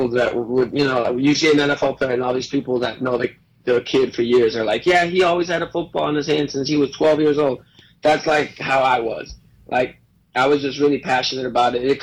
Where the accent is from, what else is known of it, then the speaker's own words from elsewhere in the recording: Sarasota, Florida, United States; born there; also born or lived in Mexico; so I was born in Sarasota, and then I was in Mexico until I was about uh, seven years old and my parents were performing there on our family cir